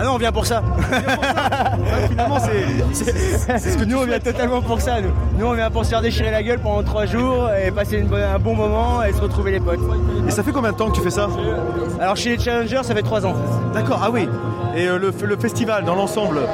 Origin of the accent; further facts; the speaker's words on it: Normandy, France; nous, on est normands, hein, on comprend que le normand